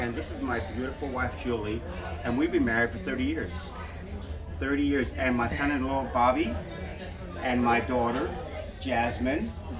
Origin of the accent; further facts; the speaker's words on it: Australia; Exactly. So I was born in Australia